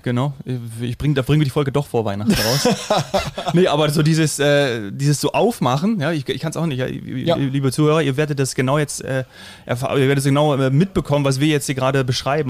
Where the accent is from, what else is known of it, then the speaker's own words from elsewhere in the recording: Hesse, Germany; now in Bavaria, Germany; gebürtiger Hesse, aber äh, das Herz wird immer bajuwarischer